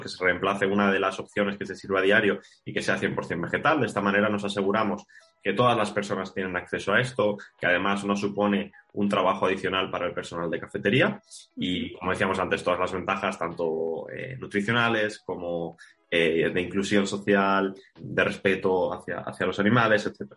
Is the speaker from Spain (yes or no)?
yes; Málaga, Andalusia, Spain; moved away as an adult; also born or lived in Barcelona; soy de Málaga y me mudo a Barcelona para estudiar el grado.